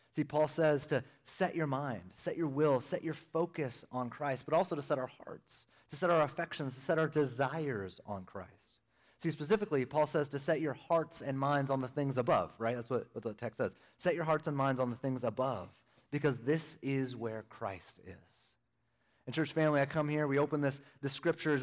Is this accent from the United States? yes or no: yes; Northern California, United States; moved away; also born or lived in Arizona; born and raised in Northern California